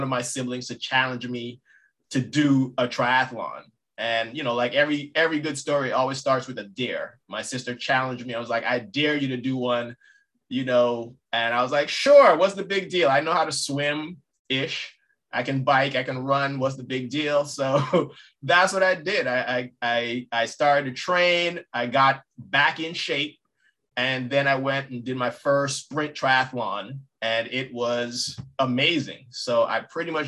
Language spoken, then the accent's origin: English; U.S. Virgin Islands; moved away; I'm originally from St. Croix, born and raised.